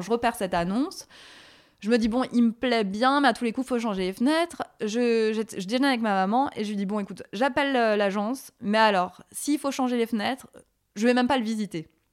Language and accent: French; Alsace, Grand Est, France; now in Paris, France; Je viens d'Alsace